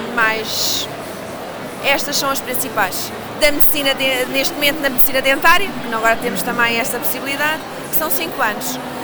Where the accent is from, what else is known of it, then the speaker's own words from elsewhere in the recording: Lisbon, Portugal; eu sou lisboeta, portanto também posso, ser lisboeta, nascida e criada